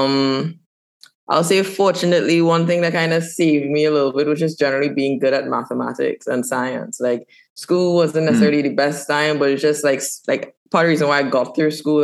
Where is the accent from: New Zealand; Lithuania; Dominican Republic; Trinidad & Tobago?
Trinidad & Tobago; moved away as an adult; also born or lived in Canada; I born and raised in Trinidad and Tobago.